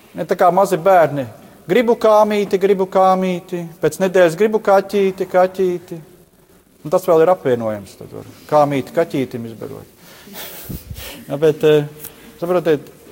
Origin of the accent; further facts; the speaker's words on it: Latvia; Mēs vēl te Latvijā